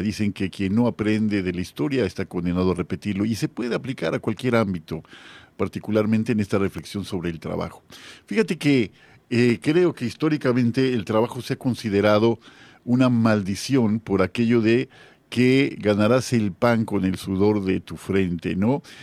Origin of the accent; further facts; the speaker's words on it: Guadalajara, Jalisco, Mexico; now in Mérida, Mexico; yo viví muchos años en Guadalajara, yo soy tapatío, ¿no? Pero eh, yucateco ya por adopción